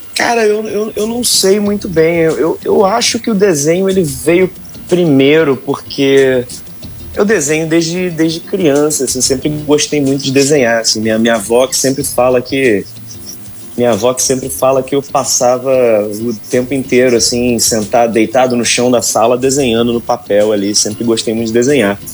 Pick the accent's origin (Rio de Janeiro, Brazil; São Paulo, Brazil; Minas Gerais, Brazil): Rio de Janeiro, Brazil; Angra dos Reis; moved away as an adult; now in Netherlands; Costa Azul, que é a rádio da minha cidade natal